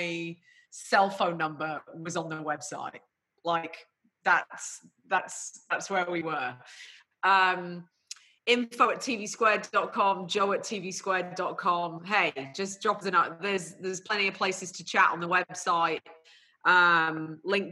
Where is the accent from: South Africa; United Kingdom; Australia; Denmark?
United Kingdom; I'm a Brit